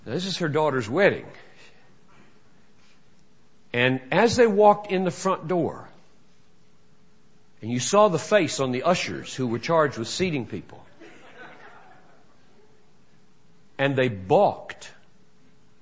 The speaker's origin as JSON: {"language": "English", "town": "Greenville", "region": "South Carolina", "country": "United States", "tie": "born or raised there", "moved": "yes", "said": "I grew up in Greenville, South Carolina, and was manifestly racist in my assumptions, attitudes, and actions as a child and a teenager"}